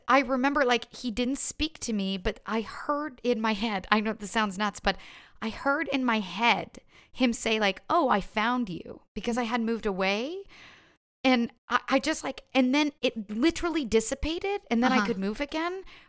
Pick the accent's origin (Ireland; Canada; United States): Canada; Ottawa, Ontario; now in Toronto, Canada; that was my first time, like, moving away from home. Like, I grew up in Ottawa.